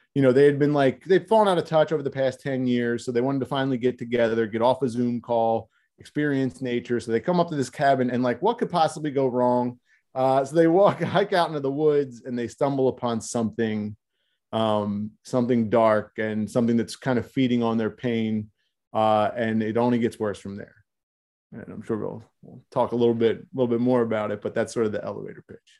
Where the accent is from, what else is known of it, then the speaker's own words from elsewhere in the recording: Philadelphia, Pennsylvania, United States; I'm from South Philadelphia. So right. an Italian American neighborhood in South Philadelphia